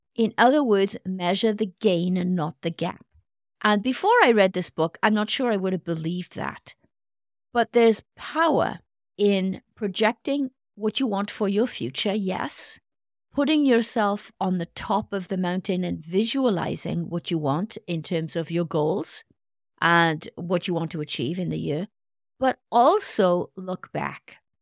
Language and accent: English; Wales, United Kingdom; now in United States; my home country, Wales